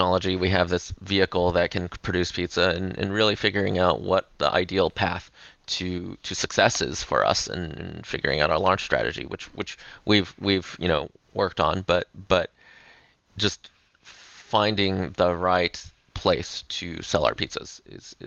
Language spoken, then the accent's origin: English; Los Angeles, California, United States; moved away as an adult; also born or lived in Silicon Valley; moving back to my hometown of Los Angeles in 2014